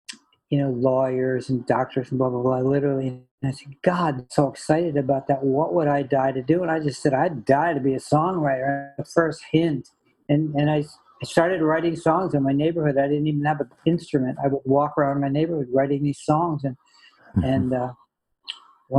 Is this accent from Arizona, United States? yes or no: no; Connecticut, United States; I grew up in Connecticut.